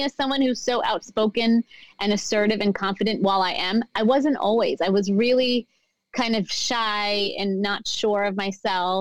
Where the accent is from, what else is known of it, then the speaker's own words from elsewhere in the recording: United States; also born or lived in New Jersey / Pennsylvania; I grew up in America